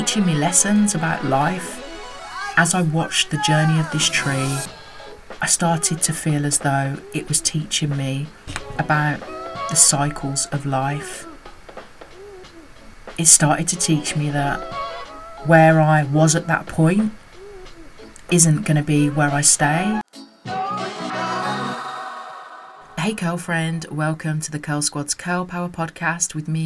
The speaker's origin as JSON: {"language": "English", "country": "United Kingdom", "tie": "born or raised there", "said": "as a mixed race woman growing up in the United Kingdom"}